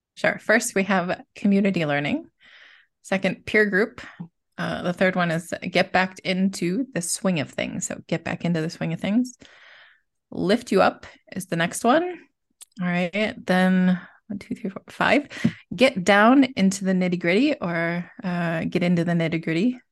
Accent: United States; moved away as an adult; now in Besançon, France; I am an American teaching in France, so I live

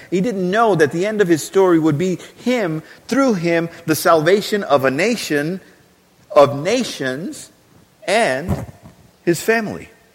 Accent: Texas, United States; we are Texan

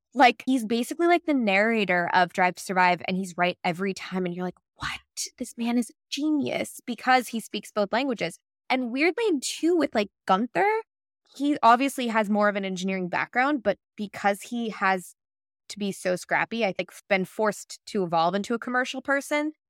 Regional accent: United States; I'm American

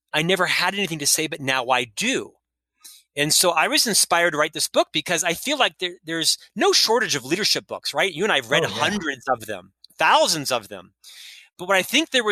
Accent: Central Florida, United States; now in Salt Lake City, United States; I was raised in Central Florida

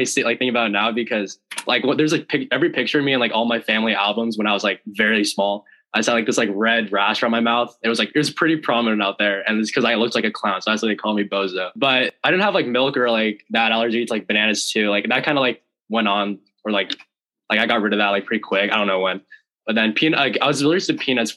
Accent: Lake Forest, California, United States; moved away as an adult; also born or lived in Washington; I'm from Orange County, California. We're from like Lake Forest

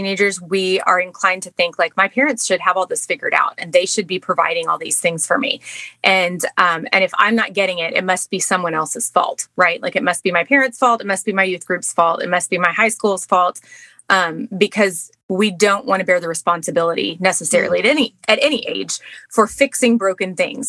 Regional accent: Texas, United States; moved away as an adult; also born or lived in Baltimore, Maryland; now in Maryland, United States; we're from Texas.

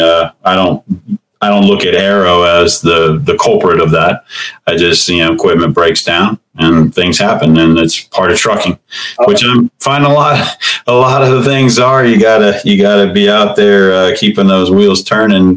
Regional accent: Cincinnati, Ohio, United States; I'm from Cincinnati, Ohio. Grew up here and I've uh, been here all my life

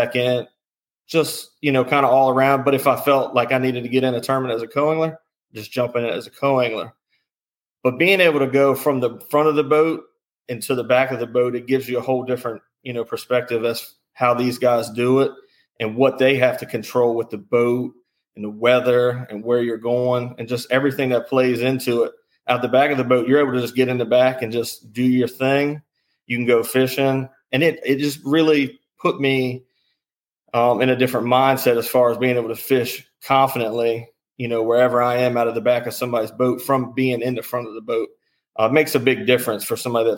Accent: Charles County, Maryland, United States; I'm from Maryland. I've always been in the Charles County area. I'm still in the Charles County area.

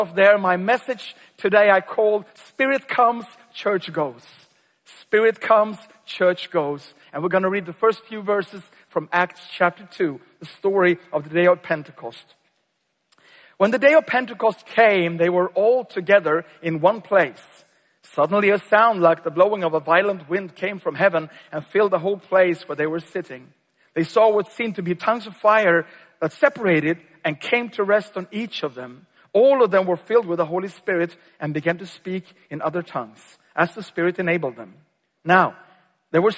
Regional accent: Sweden; also born or lived in Uppsala, Sweden

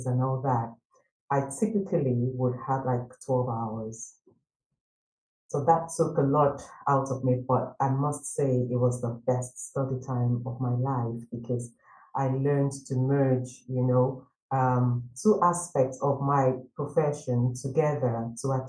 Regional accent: Nigeria; moved away as an adult; I studied accounting and finance back in my home country, Nigeria

